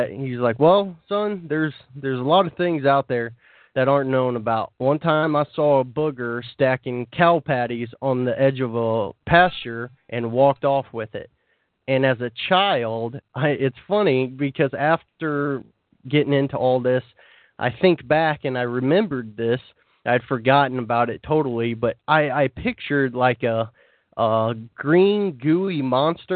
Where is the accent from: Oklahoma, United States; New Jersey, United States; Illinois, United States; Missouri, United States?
Missouri, United States; Growing up in the South, or in Missouri, if you consider that the South, I do.